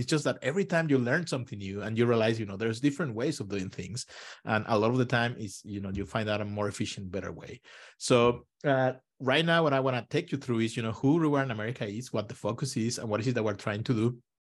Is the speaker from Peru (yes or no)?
no; Mexico; moved away as an adult; also born or lived in Israel; now in United States; I'm originally from Mexico and, you know, I grew up in a country that, you know, the whole economy is based on oil